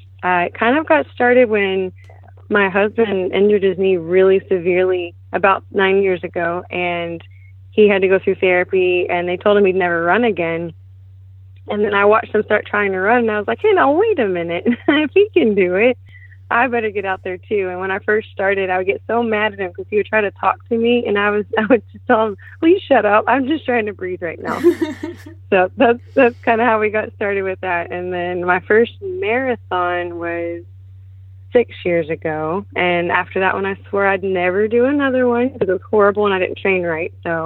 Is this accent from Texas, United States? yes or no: yes; Splendora, Texas, United States; Not far from here, actually. The north side of Houston as well, in the Splendora area.